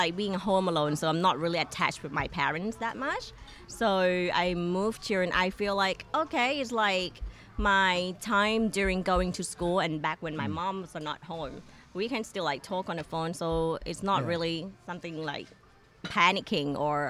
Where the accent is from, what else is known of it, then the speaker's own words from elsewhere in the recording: Hat Yai, Songkhla, Thailand; Well, very easy. Like, I'm the only child. So I grew up in government, family. My mom's a nurse. My dad's a policeman and a government.